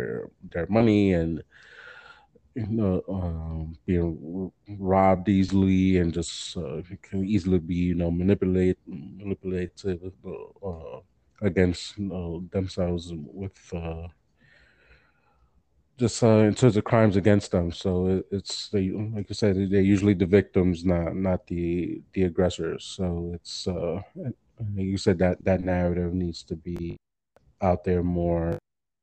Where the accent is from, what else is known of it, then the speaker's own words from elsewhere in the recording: New York, United States; moved away as an adult; now in Delaware, United States; I grew up in New York